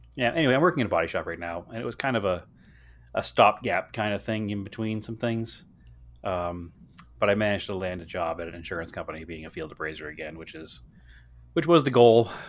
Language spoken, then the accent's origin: English; Boston, Massachusetts, United States; growing up in the Boston area